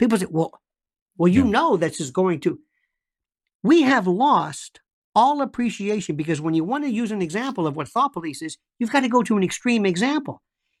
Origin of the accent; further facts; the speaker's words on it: Florida, United States; I am from the South, Florida.